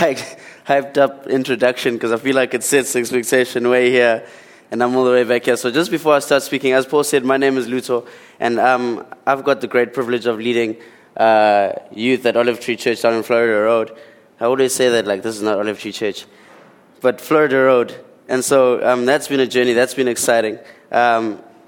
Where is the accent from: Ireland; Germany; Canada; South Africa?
South Africa; Port Edward, KwaZulu-Natal; also born or lived in Eastern Cape / Durban; I come from the Eastern Cape. And then at around 6 or 7 years old, I moved to Port Edward down on the lower south coast. And then I finished primary school there, and then I went to high school here in Durban.